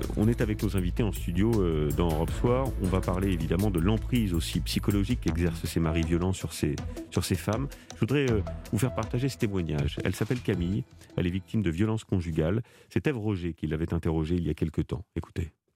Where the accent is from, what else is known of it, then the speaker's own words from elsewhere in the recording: France; chez nous en France